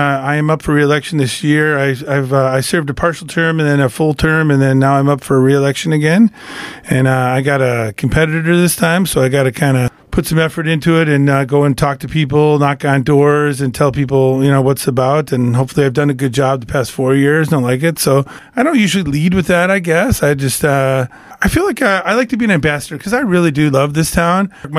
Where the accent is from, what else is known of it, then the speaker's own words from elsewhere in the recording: Arizona, United States; born there; also born or lived in California / New York / Detroit; now in Iowa, United States; I was born in Arizona, lived in California, New York, moved here from, I was living in Detroit, and came here on my birthday in 2002 to do a 3-week gig.